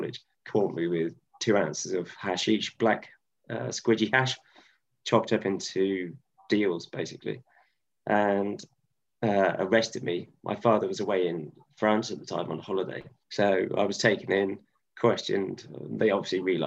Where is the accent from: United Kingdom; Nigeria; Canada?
United Kingdom; Stroud, South West England; moved away as an adult; also born or lived in Cardiff / Ecuador; my hometown that I ever went to in Stroud